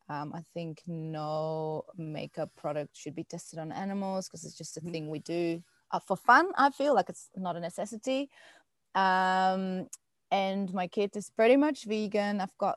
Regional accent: Netherlands; now in Melbourne, Australia; I'm originally from the Netherlands and came here to travel and then didn't leave.

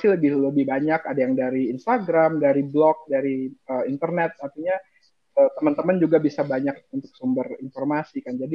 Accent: Jakarta, Indonesia; even kayak kita orang Jakarta ke Bandung itu juga udah some sort of traveling kan

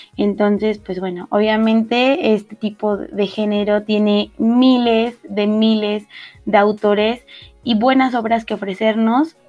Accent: northern Mexico, Mexico; accent: norteña; de repente se me sale como la norteña

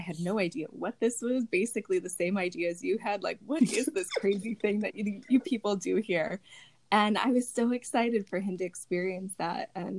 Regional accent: Berwyn, Illinois, United States; now in Lemont, United States; I grew up in the Berwyn area

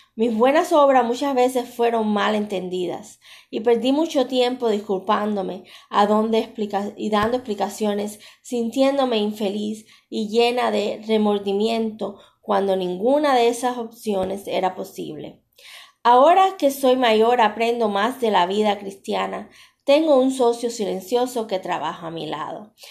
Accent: Cuba; moved away; Yo soy cubana

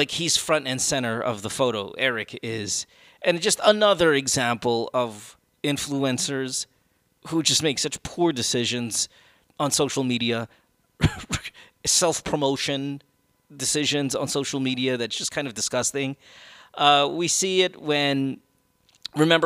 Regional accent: Philippines; I'm Filipino

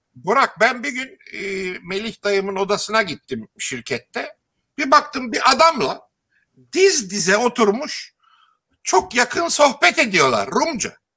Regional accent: Istanbul, Turkey; Yeşilköy'de ben Yeşilköy'de büyüdüm.

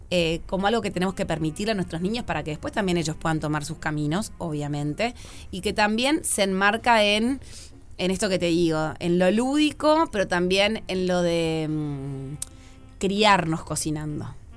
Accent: Montevideo, Uruguay; soy muy montevideana

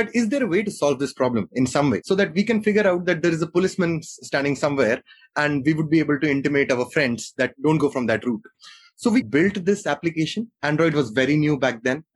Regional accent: Jammu, Jammu and Kashmir, India; born and brought up in Jammu

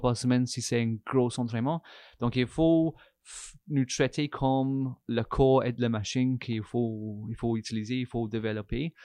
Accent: England, United Kingdom; French is a second language; moved away as an adult; now in Canada; je suis anglais, Angleterre

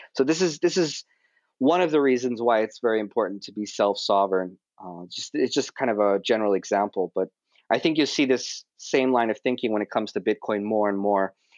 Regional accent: Honolulu, Hawaii, United States; moved away as an adult; now in Tokyo, Japan; I'm originally from Honolulu, Hawaii, and I moved to Tokyo when I was about 20 years old

